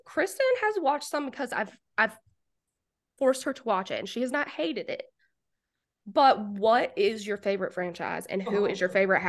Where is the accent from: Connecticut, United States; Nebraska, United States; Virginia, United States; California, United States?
Virginia, United States; Martinsville; also born or lived in Arlington, Virginia / Falls Church, Virginia; I'm from Martinsville, Virginia, which is literally like 10 minutes over the North Carolina border.